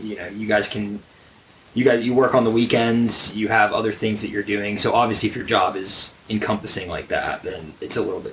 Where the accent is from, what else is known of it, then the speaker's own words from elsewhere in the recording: Atlanta, Georgia, United States; growing up in the Atlanta area